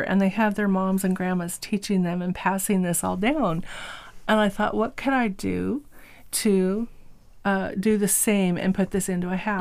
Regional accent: Eastern Washington, United States; also born or lived in California; we were raised in uh, pretty much in Eastern Washington

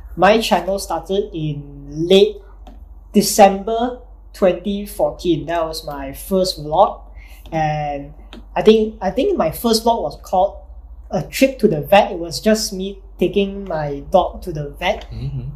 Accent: Malaysia; being a Malaysian

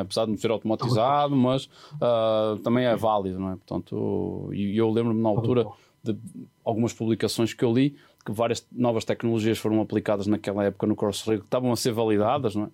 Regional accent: Porto, Norte, Portugal; moved away; na minha terra, no Porto

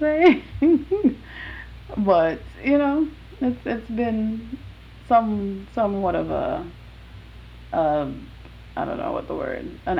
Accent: Jamaica; Every time I tell somebody I'm Jamaican, they're like, oh, you don't have an accent.

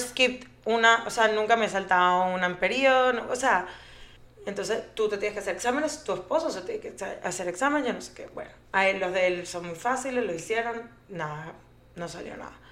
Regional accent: Venezuela; moved away as an adult; also born or lived in Colombia; now in Aventura, United States; Soy Colombia, venezolana, porque nací en Colombia, pero me crecí, crecí en Venezuela, eh, me vine a Estados Unidos hace, no sé, como 16 años

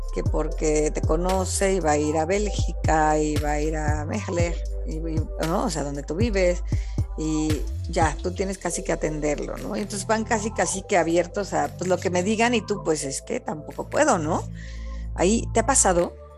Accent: Mexico; yo como mexicana

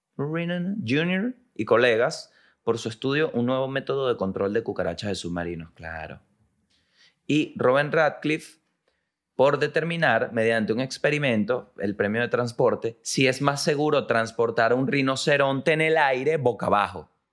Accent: La Guaira, Venezuela; now in Santiago, Chile; Yo nací en La Guaira.

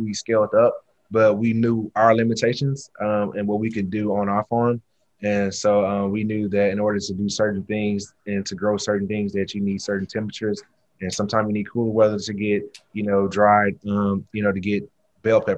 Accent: Houston, Texas, United States; I'm from the South, I'm from Texas, Houston, grew up eating Southern soul

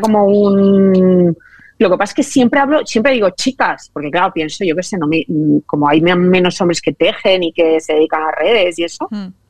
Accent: Valencia, Valencian Community, Spain; yo soy valenciana de toda la vida

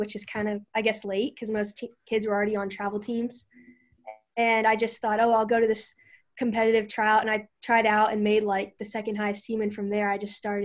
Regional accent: Magnolia, Texas, United States; I'm from Magnolia, Texas, just north of Houston.

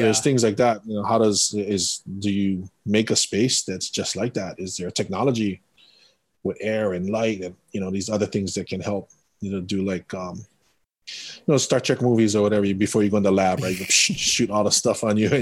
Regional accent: Windward Side, Oahu, Hawaii, United States; also born or lived in Kauai; Windward Side, Oahu. Family comes from Kauai.

